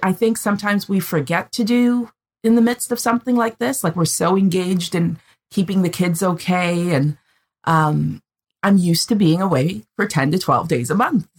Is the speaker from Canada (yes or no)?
yes; Canada; I'm the Canadian